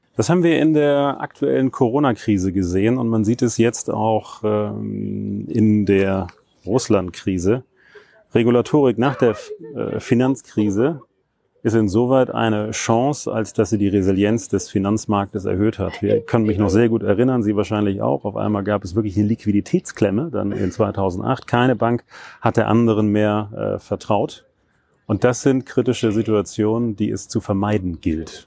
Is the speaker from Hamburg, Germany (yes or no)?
yes; Hamburg, Germany; moved away as an adult; ich komme aus Hamburg